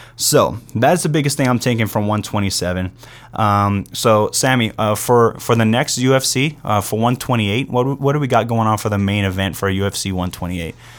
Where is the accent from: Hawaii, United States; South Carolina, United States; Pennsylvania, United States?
Hawaii, United States; I'm from Hawaii, too